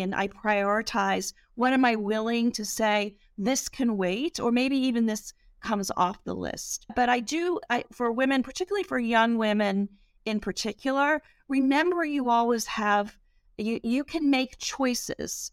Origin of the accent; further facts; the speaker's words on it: England, United Kingdom; now in United States; I grew up in England